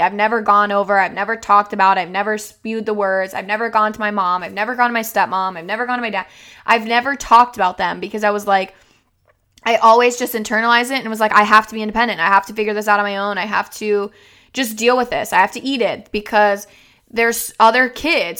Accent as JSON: {"language": "English", "region": "Florida", "country": "United States", "tie": "born or raised there", "moved": "as an adult", "lives_now": "Minnesota, United States", "said": "I was raised in Florida"}